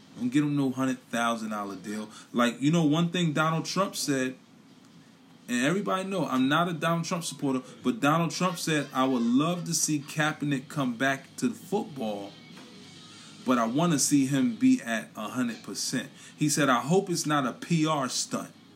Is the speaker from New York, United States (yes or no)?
yes; New York City, New York, United States; now in Philadelphia, United States; I'm from Brooklyn. I represent Brooklyn. I represent BK to the fullest. But I'm in Philadelphia